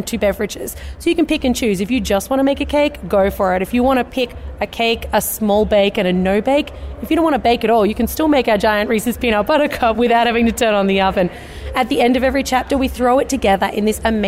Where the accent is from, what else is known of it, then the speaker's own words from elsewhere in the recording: Australia; moved away as an adult; now in United States; Actually, from Australia. So we've just moved over to the US in the last week.